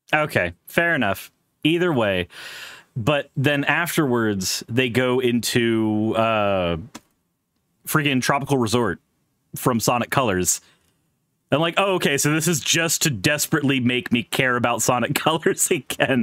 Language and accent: English; Pensacola, Florida, United States; I grew up in Pensacola. That's tourist South